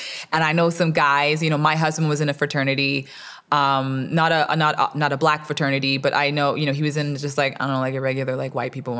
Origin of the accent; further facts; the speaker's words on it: Alabama, United States; I'm from Alabama.